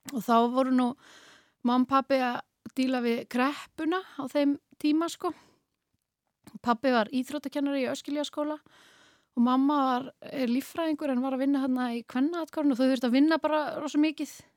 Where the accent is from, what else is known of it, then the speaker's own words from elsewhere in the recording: Norway; now in Iceland; ég ólst upp í Norri